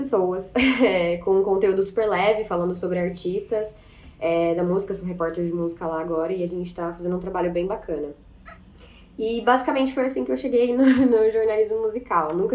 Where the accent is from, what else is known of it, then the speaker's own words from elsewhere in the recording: Minas Gerais, Brazil; also born or lived in Recife / Salvador; eu sou de Minas, mas meus pais são do Nordeste. Então eu morei por muito tempo em Recife e em Salvador.